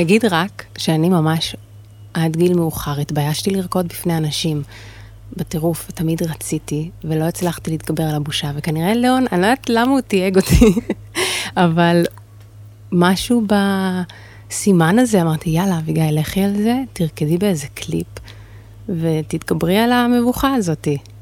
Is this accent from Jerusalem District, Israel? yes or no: yes; Jerusalem, Jerusalem District, Israel; במקור אני מירושלים, וגדלתי להורים אה, דתיים